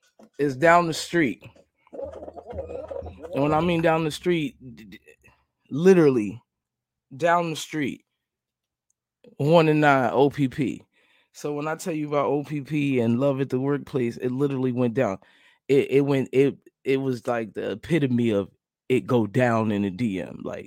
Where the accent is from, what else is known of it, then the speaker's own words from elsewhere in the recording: New Jersey, United States; moved away; I'm from New Jersey. I lived in New Jersey